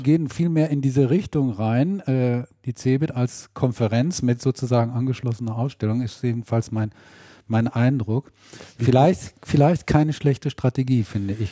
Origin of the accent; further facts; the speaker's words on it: Ahaus, North Rhine-Westphalia, Germany; aus Ahaus, aus meiner Heimat